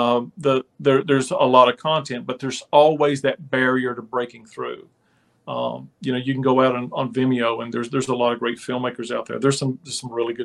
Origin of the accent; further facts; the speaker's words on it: United States; I grew up on the West Virginia Kentucky border, basically where the feud happened